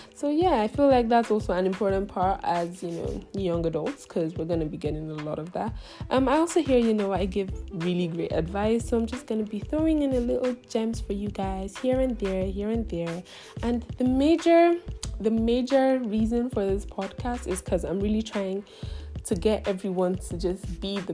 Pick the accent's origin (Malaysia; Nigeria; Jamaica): Nigeria; I come from Nigeria. Yeah, that's where I'm from, and I'm Igbo by tribe